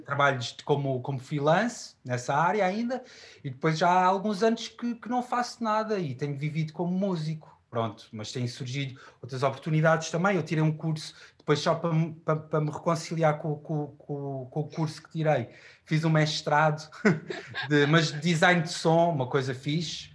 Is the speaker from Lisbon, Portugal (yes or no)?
yes; Queluz, Lisbon, Portugal; also born or lived in Chaves; tenho uma vivência na, na linha de Sintra, em, no, no Monte Abrão, em Queluz